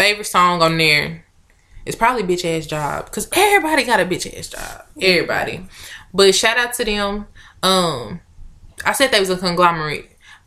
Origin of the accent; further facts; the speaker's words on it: Newark, New Jersey, United States; now in Arkansas, United States; I'm from Brick City